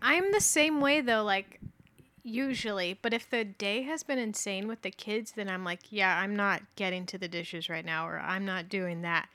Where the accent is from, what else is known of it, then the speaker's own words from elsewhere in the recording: Fountain Valley, California, United States; also born or lived in Santa Ana, California; I was born in Fountain Valley